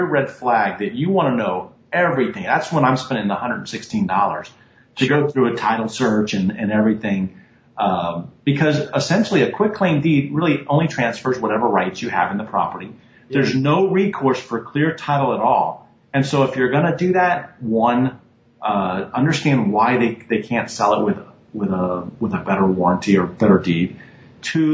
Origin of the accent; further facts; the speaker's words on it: Tampa, Florida, United States; I grew up in Tampa